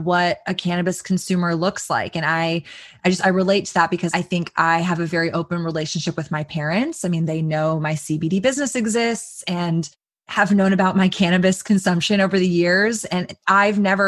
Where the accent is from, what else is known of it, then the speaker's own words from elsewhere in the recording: Texas, United States; growing up in Texas